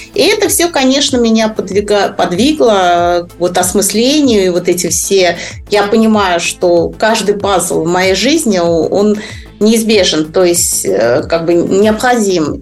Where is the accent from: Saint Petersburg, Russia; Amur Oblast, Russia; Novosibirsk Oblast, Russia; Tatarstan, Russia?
Tatarstan, Russia; Kazan; moved away as an adult; also born or lived in Japan; я сама из Казани